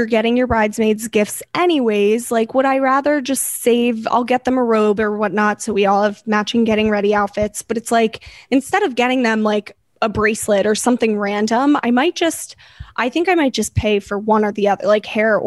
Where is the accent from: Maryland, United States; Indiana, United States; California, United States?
Maryland, United States; I'm from Maryland